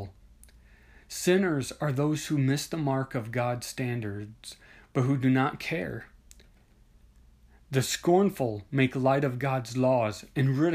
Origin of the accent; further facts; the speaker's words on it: Midwest, United States; I grew up in the Midwest, where there are a lot of tornadoes and strong storms